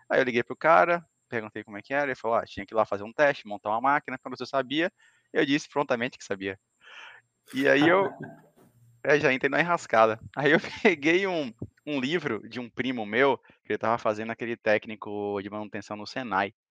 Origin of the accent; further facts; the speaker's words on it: Salvador, Bahia, Brazil; now in Florianópolis, Brazil; Assim, uh, eu sou de Salvador, Bahia, né? Hoje eu estou morando no Sul, estou em Santa Catarina, na, na Grande Florianópolis.